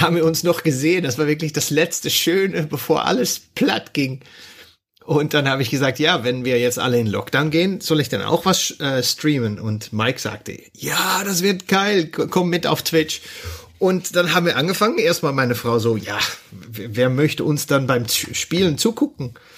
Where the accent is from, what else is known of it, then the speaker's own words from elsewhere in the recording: Netherlands; German is a second language; bin ich Niederländer